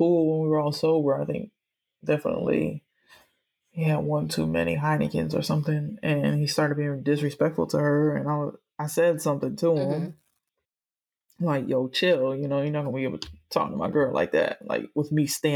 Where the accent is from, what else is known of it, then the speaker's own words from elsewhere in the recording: Miami, Florida, United States; I'm from Miami